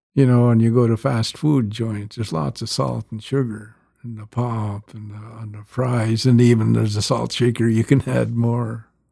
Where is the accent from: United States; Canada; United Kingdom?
Canada; growing up on the rez